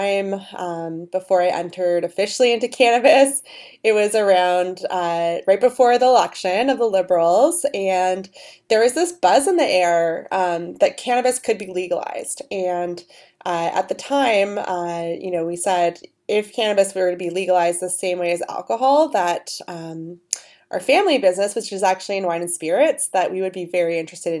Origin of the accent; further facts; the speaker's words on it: Toronto, Ontario, Canada; Toronto was our main squeeze because this is my hometown